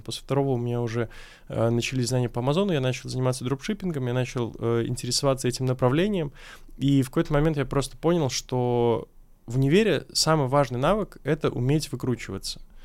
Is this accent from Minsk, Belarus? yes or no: yes; Minsk, Belarus; moved away as an adult; now in Moscow, Russia; я сам родом из Беларуси